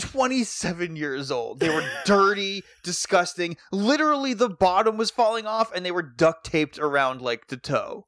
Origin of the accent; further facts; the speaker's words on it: Athol, Massachusetts, United States; also born or lived in Orange, Massachusetts; technically, I'm from Athol